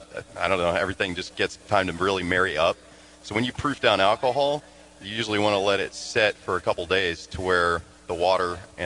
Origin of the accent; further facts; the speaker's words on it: Illinois, United States; now in Tampa, United States; I'm from Illinois.